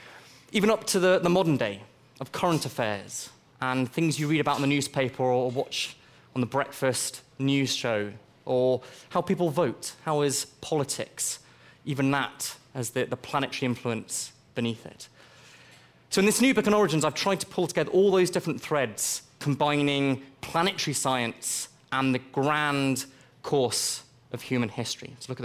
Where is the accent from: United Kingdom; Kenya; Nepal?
Kenya; Nairobi; I also spent my own childhood growing up in Nairobi in Kenya.